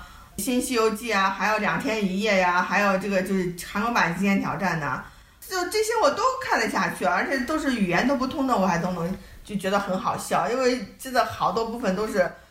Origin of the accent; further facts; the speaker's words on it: Henan, China; 我是中原人士啊，我是河南人的好吗？北方好吗？